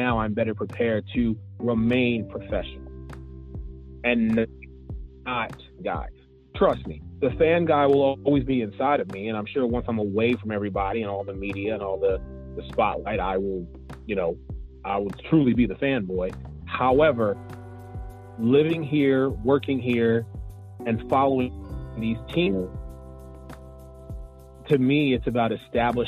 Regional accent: Philadelphia, Pennsylvania, United States; born or raised there; now in Orlando, United States

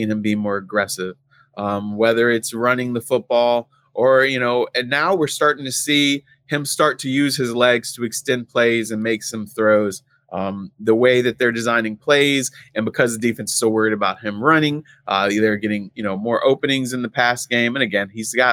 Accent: Warrenton, Virginia, United States; I was covering high school sports in my hometown in Warrenton, Virginia

